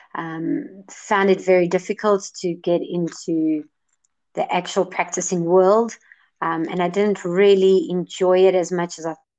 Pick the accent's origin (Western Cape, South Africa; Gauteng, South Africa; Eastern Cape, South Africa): Gauteng, South Africa; Johannesburg; I'm from Johannesburg, South Africa